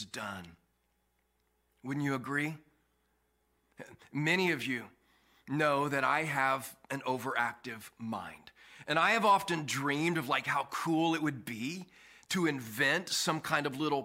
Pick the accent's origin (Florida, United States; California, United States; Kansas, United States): Kansas, United States; Kansas City; I grew up in Kansas City, Kansas